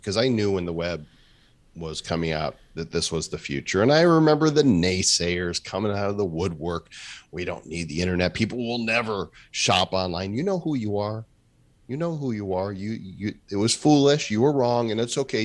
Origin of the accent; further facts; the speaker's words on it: Midwest, United States; now in Puerto Rico; growing up in the Midwest